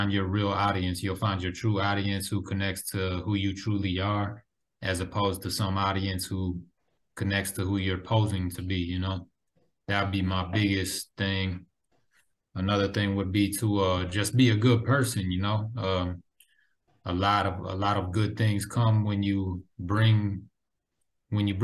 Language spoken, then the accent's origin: English; Minneapolis, Minnesota, United States; now in St. Paul, United States; I actually live in St. Paul right now, but I'm from Minneapolis, Minnesota